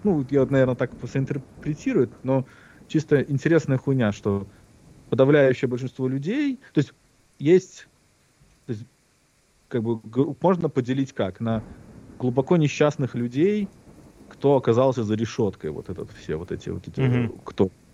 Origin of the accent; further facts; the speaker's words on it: Minsk, Belarus; now in United States; Я родился такого-то, такого-то в таком-то году в городе Минске, Беларусь.